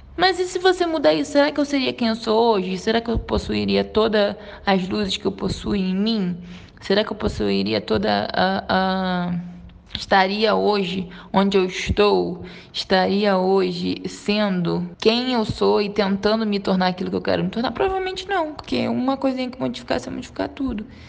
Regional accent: Nova Iguaçu, Rio de Janeiro, Brazil; moved away as an adult; now in Minas Gerais, Brazil; Sou do Rio de Janeiro, carioca. Fui morar em Nova Iguaçu com 5 para 6 anos. Morei até os 22 anos em Nova Iguaçu e agora resido em Minas Gerais

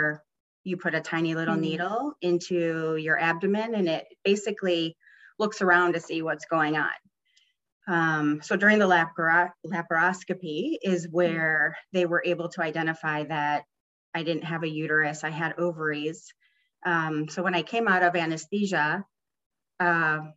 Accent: Chicago, Illinois, United States; I was born and raised in Chicago

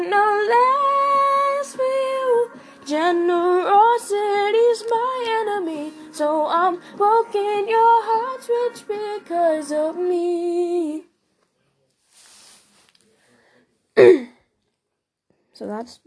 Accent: Ohio, United States; I'm from Ohio. I'm 13 years old

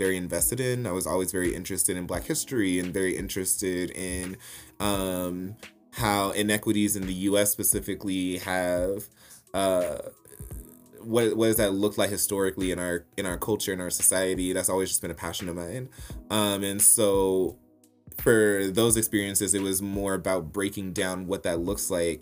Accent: Little Rock, Arkansas, United States; moved away as an adult; also born or lived in Memphis, Tennessee / Denver, Colorado; growing up in Little Rock, Arkansas

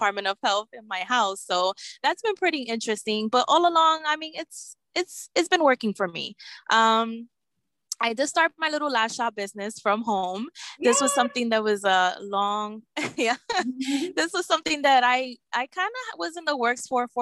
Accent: New York City, New York, United States; also born or lived in Bronx, New York; I was born and raised in Brooklyn, New York. I'm currently residing in the Bronx

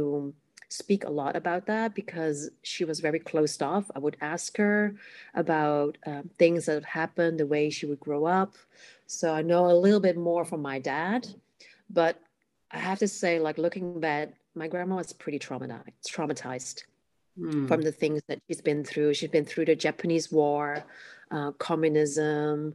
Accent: Amsterdam, North Holland, Netherlands; first language Cantonese; English is a second language; I am born in the Netherlands, in the capital city, Amsterdam. My parents are from Hong Kong. So I grew up speaking Cantonese

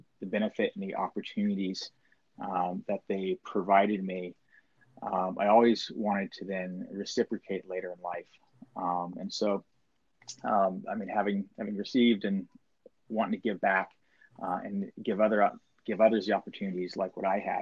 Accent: Maui, Hawaii, United States; also born or lived in Washington; I was raised on Maui, and having grown up on the island here

